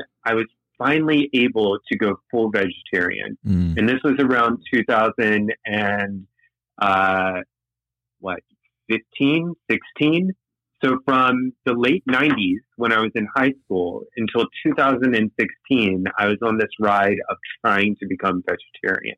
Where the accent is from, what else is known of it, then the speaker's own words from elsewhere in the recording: the South, United States; also born or lived in Guatemala; now in Miami, United States; I grew up in the South